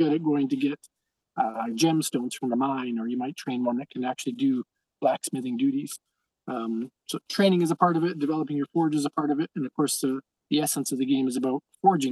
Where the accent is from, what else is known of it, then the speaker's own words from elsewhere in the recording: near Calgary, Alberta, Canada; near my hometown, by Calgary